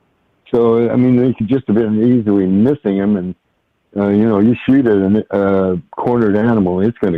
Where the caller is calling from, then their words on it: Washington, United States; I'm calling from Washington State.